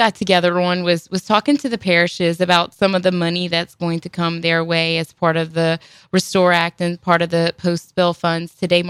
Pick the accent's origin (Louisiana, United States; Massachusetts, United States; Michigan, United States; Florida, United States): Louisiana, United States; Houma; I grew up in Little Bayou Black.